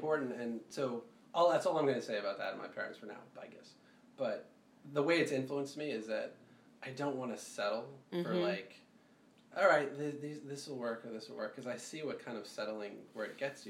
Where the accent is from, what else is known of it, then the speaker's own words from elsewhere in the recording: India; because it's like Eastern culture, I'm Indian